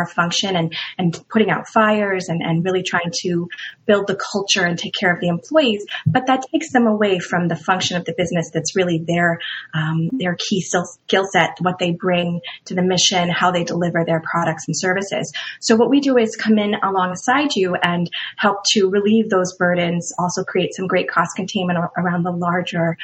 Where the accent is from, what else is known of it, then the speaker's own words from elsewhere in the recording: Midwest, United States; now in Bristol, Rhode Island, United States; I'll never be a true Rhode Islander since I grew up in the Midwest